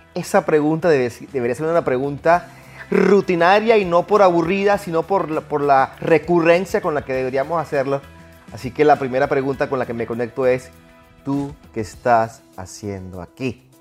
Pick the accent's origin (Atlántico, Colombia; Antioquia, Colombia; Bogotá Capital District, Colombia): Atlántico, Colombia; Barranquilla; Reciban un abrazo así barranquillero, como dicen en mi pueblo